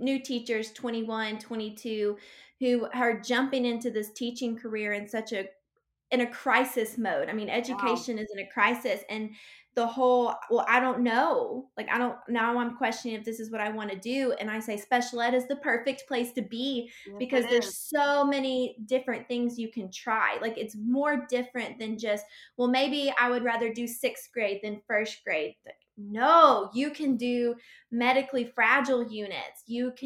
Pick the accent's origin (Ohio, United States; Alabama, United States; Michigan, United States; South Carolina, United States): Alabama, United States; I'm sure you can tell by my accent, because I'm sure it sounds worse to people than it sounds to me. I'm from Alabama.